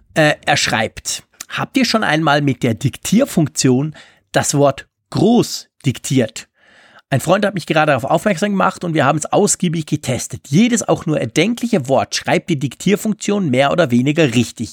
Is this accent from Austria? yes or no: no; Switzerland; als Schweizer